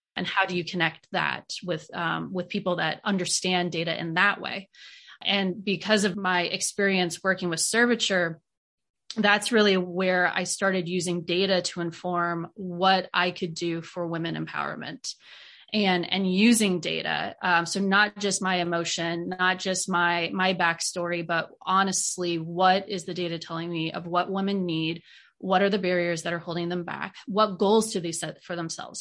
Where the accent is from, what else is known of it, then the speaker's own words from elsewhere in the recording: Iowa, United States; moved away as an adult; also born or lived in South Carolina; now in Knoxville, United States; growing up in Iowa